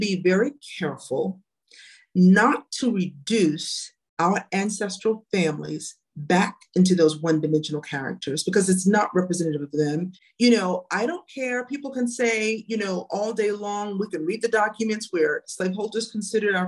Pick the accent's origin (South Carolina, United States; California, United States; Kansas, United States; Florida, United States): South Carolina, United States; I'm from South Carolina